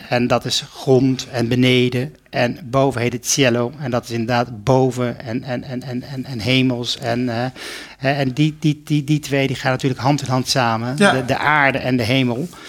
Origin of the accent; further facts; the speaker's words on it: Netherlands; also born or lived in Spain; als Nederlander